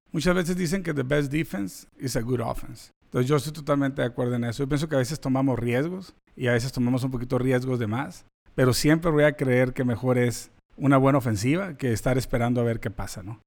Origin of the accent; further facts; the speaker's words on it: Mexico; now in United States; we're Mexicans